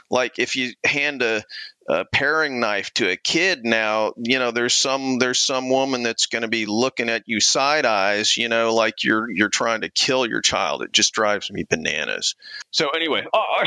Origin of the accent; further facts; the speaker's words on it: Clemson, South Carolina, United States; I grew up mostly in Clemson, South Carolina. My dad was a college professor, when I was early in my childhood, and so he taught at Clemson, we traipsed around to various colleges over the years, but mostly Clemson.